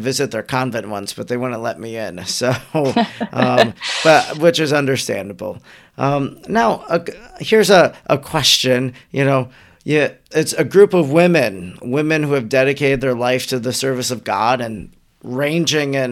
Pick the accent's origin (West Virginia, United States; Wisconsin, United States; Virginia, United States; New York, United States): Wisconsin, United States; I'm from Wisconsin